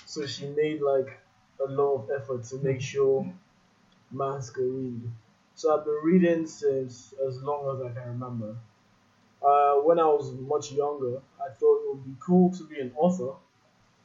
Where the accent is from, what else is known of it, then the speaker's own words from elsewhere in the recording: Nigeria; moved away as an adult; also born or lived in United States; I'm from Nigeria and this is where I was going back to in the end of the day